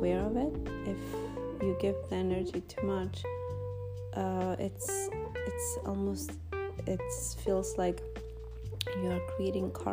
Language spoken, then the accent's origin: English; North Macedonia; English is a second language; now in United States; being an immigrant and growing in this small village in Macedonia. And coming to United States and starting from zero